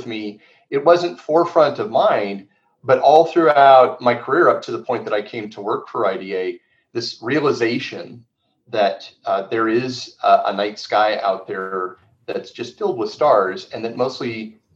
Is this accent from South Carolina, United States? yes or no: no; Phoenix, Arizona, United States; moved away as an adult; now in Tucson, United States; I grew up in Phoenix, and I was born in Arizona